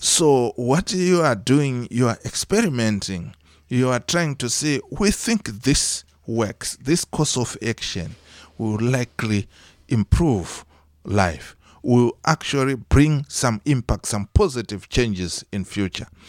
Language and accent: English; Mutoko, Mashonaland East, Zimbabwe; also born or lived in Harare, Zimbabwe; I was born in Zimbabwe. Uh, that's where I did my uh, primary and secondary education